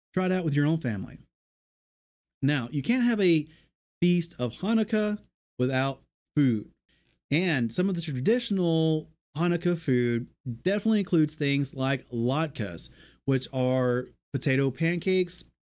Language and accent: English; American South, United States; We're from the American South